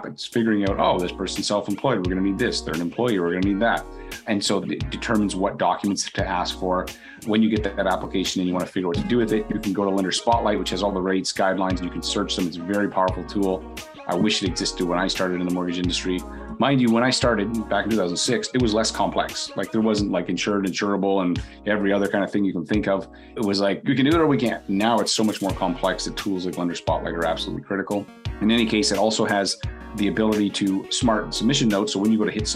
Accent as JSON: {"language": "English", "country": "Canada", "said": "I'm from Canada"}